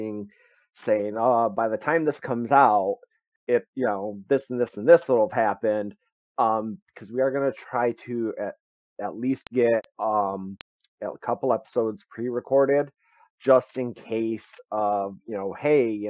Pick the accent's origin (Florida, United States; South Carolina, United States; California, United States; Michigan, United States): Michigan, United States; we're actually from Michigan